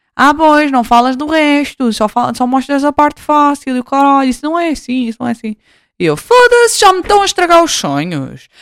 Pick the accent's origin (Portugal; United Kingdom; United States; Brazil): Portugal; voltei para Portugal em 2019